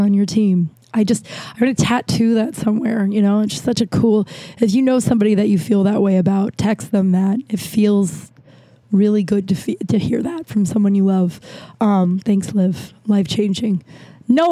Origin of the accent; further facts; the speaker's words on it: Colorado, United States; I'm from Colorado